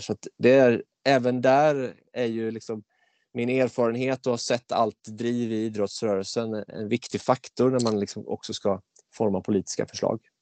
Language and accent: Swedish; Mullsjö, Jönköping County, Sweden; jag kom in i kommunfullmäktige hemma i Mullsjö som 19-åring